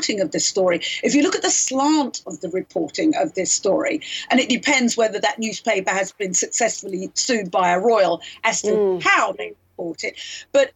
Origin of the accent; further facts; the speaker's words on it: United Kingdom; many of us, people of color in the UK